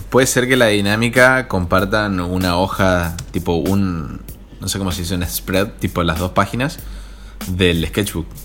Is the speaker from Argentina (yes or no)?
yes; Argentina; soy un infiltrado argentino en un podcast mexicano